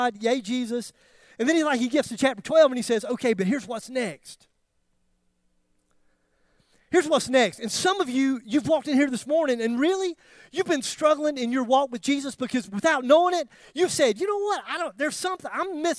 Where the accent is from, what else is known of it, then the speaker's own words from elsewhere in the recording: Greer, South Carolina, United States; I'm from Greer